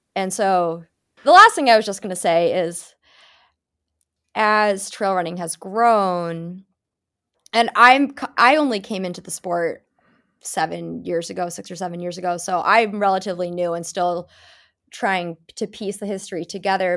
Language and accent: English; New England, United States; I'm from New England, puritanical, you know, New England family